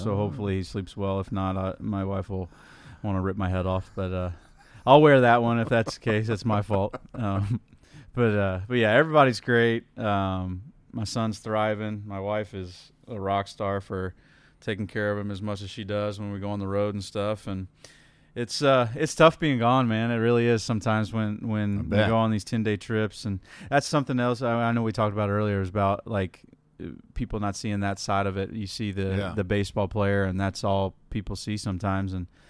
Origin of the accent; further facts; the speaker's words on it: Indiana, United States; So growing up in Indiana